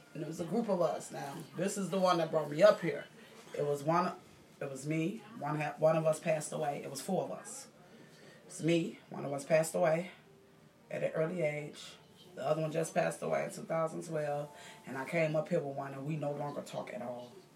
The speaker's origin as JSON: {"language": "English", "town": "Chicago", "region": "Illinois", "country": "United States", "tie": "born or raised there", "said": "We grew up together in Cabrini Green for little kids, like we were five years old"}